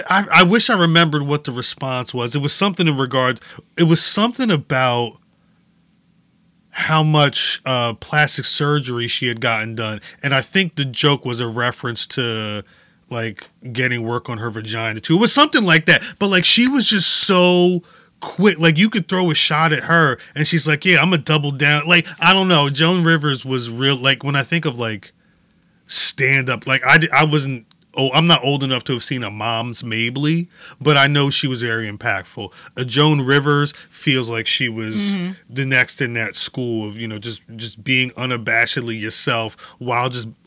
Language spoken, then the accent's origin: English; London, United Kingdom; I'm from London.